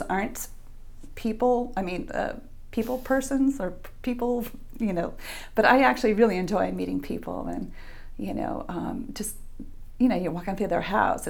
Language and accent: English; Miami, Florida, United States; now in Hobe Sound, United States; I was raised in Miami, Florida. So I lived there for 40 plus years and moved to Hobe Sound in 2013